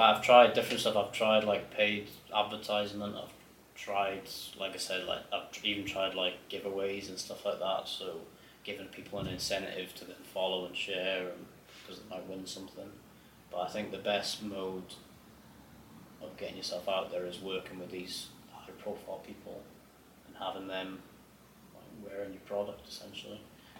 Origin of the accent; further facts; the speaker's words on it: Glasgow, Scotland, United Kingdom; born there; I'm actually a Rangers fan. I was born in Glasgow